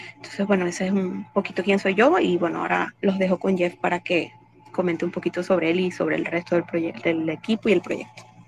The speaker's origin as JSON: {"language": "Spanish", "country": "Venezuela", "said": "yo soy venezolana"}